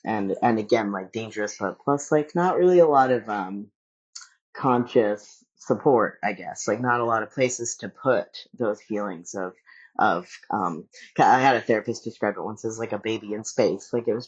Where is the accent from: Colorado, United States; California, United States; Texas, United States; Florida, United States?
Texas, United States; Dallas; also born or lived in Sacramento; growing up in Dallas and also growing up in Sacramento, which I had a really hard time when I was a kid in Sacramento.